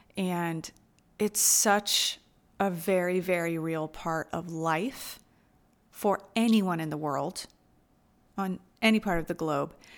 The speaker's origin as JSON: {"language": "English", "country": "United States", "also_born_or_lived": "Asia", "moved": "as an adult", "said": "as an American who's always rushed and busy"}